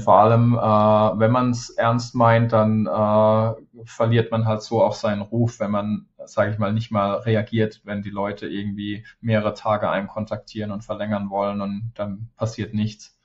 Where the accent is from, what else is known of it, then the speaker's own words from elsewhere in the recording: Germany; moved away; fühle ich mich hier fast mehr zu Hause als, als in meiner Heimat